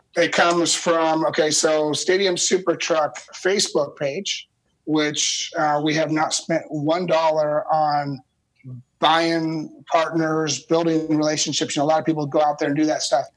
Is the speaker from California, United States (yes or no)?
yes; California, United States; I grew up in California